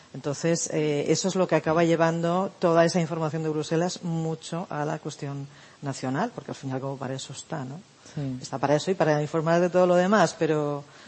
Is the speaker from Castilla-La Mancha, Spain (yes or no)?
no; Barcelona, Catalonia, Spain; moved away; yo soy de Barcelona, entonces eh, llegué después del referéndum del 1 de octubre a, a, casa de mis padres